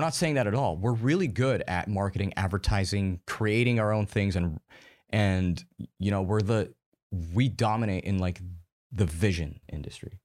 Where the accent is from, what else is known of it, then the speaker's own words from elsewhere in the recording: United States; I'm American